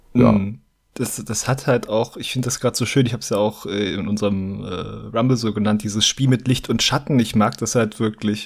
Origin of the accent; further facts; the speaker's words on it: Saxony-Anhalt, Germany; now in Bavaria, Germany; Ich lebe okay. jetzt ja schon ein paar, paar Jahre hier in Bayern, aber ich komme ja ursprünglich aus Sachsen-Anhalt